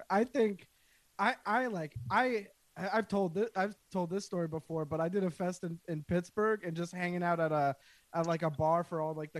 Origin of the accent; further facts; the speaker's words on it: Canada; as a Canadian